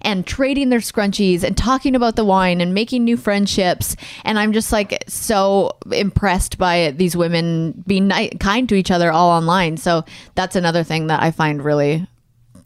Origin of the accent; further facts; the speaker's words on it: Alberta, Canada; where I grew up in Alberta and Canada, 18 was the legal drinking age.